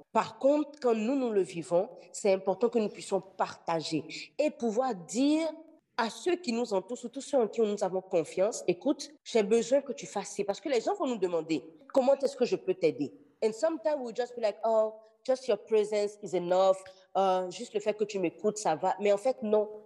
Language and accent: French; Benin; now in Montreal, Canada; je suis béninoise d'origine. Je vis à Montréal